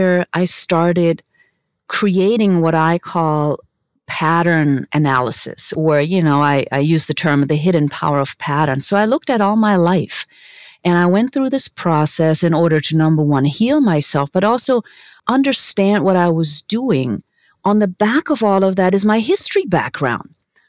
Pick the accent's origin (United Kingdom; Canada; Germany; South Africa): Germany; English is a second language; moved away as an adult; now in United States; I am originally from Germany, born to an amazing mom